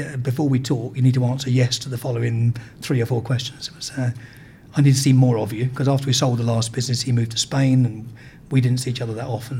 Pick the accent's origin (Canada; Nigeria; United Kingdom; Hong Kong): United Kingdom; also born or lived in United States; while I was running the company in America as a Brit